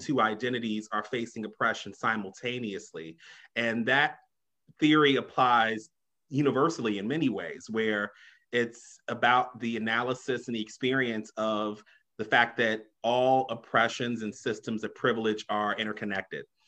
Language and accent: English; Chicago, Illinois, United States; I grew up on the South Side, you know, originally from Englewood, grew up in Wrightwood too